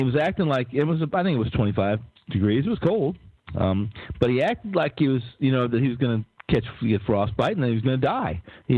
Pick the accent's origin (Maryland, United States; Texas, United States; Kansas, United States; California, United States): Kansas, United States; Lawrence; I am from Kansas City, or I'm from that area, from Lawrence, from Jayhawk land there.